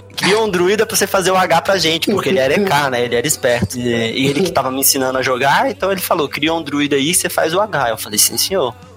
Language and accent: Portuguese; Brasília, Federal District, Brazil; eu sou de Brasília, é, não nasci aqui, mas moro aqui a vida toda